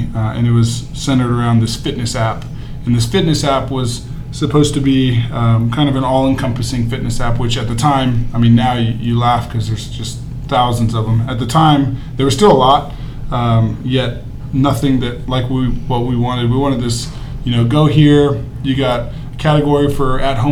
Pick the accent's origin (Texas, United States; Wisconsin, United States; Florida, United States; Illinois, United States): Texas, United States; Houston; now in Austin, United States; I was born and raised in Houston, Texas